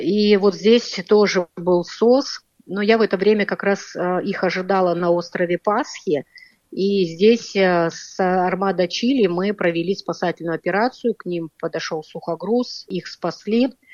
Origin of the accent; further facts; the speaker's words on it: Tomsk, Tomsk Oblast, Russia; Мы из Томска